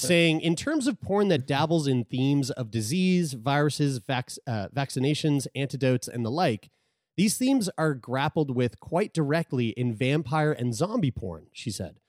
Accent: Sackville, Nova Scotia, Canada; Community Health Center in Sackville, my hometown.

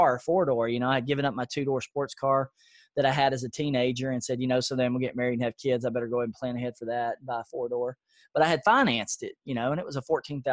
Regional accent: Nashville, Tennessee, United States; I grew up in a low-income area of Nashville. It's called East Nashville

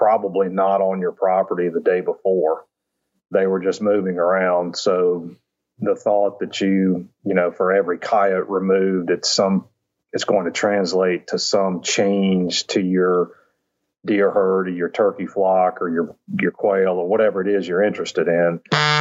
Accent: Virginia, United States; moved away as an adult; also born or lived in Mississippi / Louisiana / Georgia; I grew up in Virginia, suburban kid

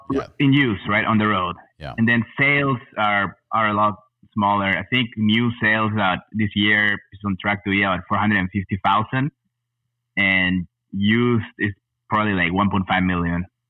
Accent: Peru; moved away as an adult; also born or lived in El Paso, Texas / Fort Worth, Texas / Los Angeles, California; now in Austin, United States; I was born in El Paso, Texas, but uh, I grew up in Peru.

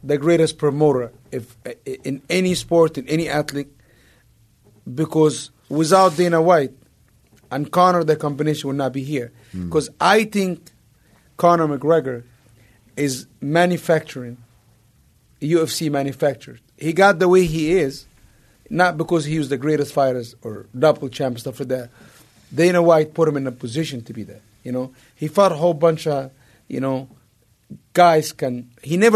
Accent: Egypt; moved away; growing up in Egypt

